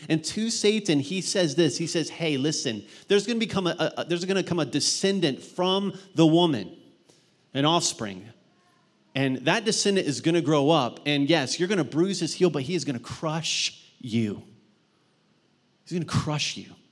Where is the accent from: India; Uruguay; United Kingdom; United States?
United States; Mount Vernon, Ohio; in my high school where I grew up in Mount Vernon, Ohio